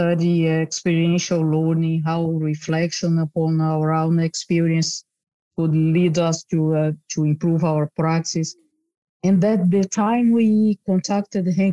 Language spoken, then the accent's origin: English; Brazil; moved away as an adult; also born or lived in Netherlands; now in Rotterdam, Netherlands; I'm originally from Brazil and moved to the Netherlands many years ago